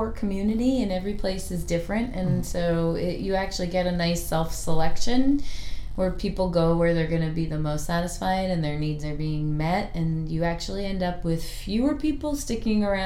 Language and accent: English; East Coast, United States; also born or lived in Chicago, Illinois; now in Portland, United States; I'm from the East Coast and from Chicago